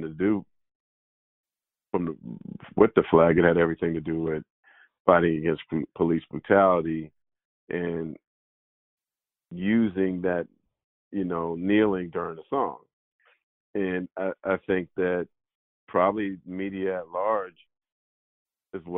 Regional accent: San Jose, California, United States; when I was growing up in San Jose

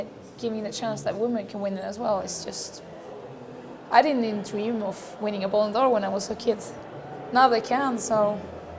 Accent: Norway; moved away as an adult; now in Lyon, France; I'm from Norway.

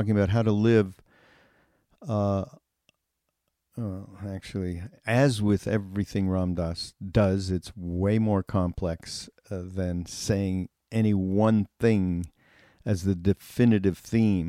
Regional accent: Montreal, Quebec, Canada; my hometown in Montreal

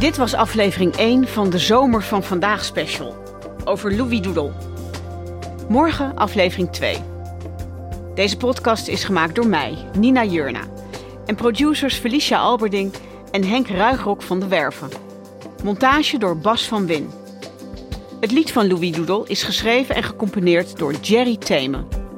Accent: Netherlands; born or raised there

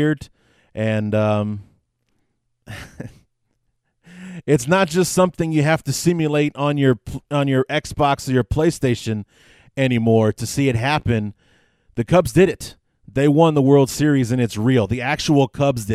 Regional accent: Chicago, Illinois, United States; I born and raised on the North Side

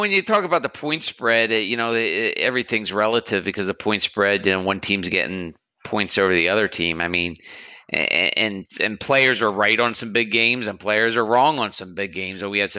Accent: Philadelphia, Pennsylvania, United States; moved away; I'm originally from the Philadelphia area

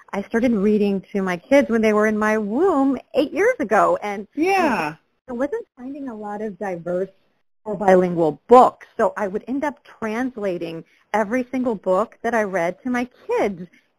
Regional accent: Galt, California, United States; I was raised in Galt, a really small town in Sacramento County, 20,000 people.

